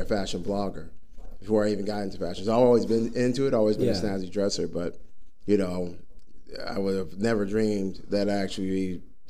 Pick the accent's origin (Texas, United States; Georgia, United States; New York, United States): Texas, United States; Dallas; moved away as an adult; now in Arizona, United States; he brought me here from Texas. I'm originally from Dallas, Fort Worth. I'm a native there.